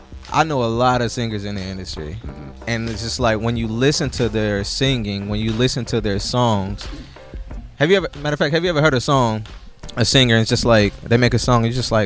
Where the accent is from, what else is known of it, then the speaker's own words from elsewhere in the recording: Indianapolis, Indiana, United States; I'm from Indianapolis.